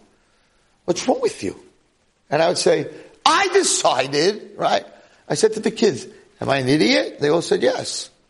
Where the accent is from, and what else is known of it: United States; accent: American